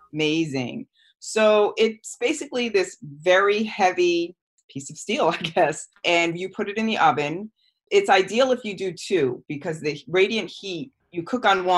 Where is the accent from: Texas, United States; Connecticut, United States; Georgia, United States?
Connecticut, United States; West Haven; I grew up in the West Haven, New Haven area